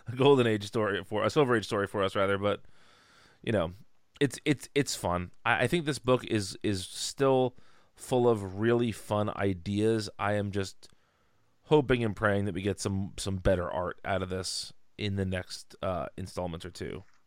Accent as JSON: {"language": "English", "region": "New Jersey", "country": "United States", "tie": "born or raised there", "said": "the patron saint of my home state"}